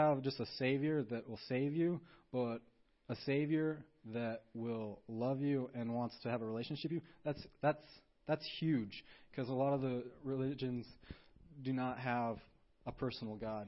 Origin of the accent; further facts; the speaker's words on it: Montana, United States; I'm from Montana, you know, America